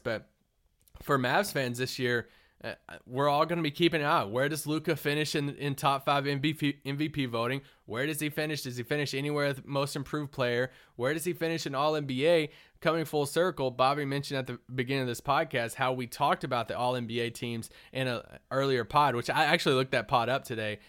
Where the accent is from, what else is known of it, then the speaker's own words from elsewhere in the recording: Kentucky, United States; I'm from Kentucky